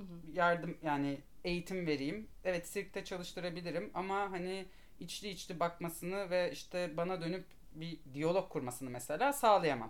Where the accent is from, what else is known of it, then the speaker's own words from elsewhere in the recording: Istanbul, Turkey; İstanbulluyum. İstanbul'da doğdum, büyüdüm.